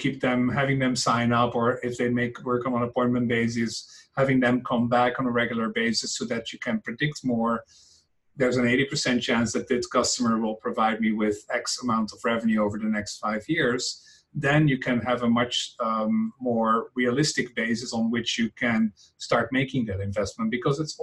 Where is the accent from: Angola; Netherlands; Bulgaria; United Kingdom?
Netherlands; English is a second language; moved away as an adult; now in San Francisco, United States; as you can hear from my accent, I am not native to these American lands. I am from the Netherlands originally.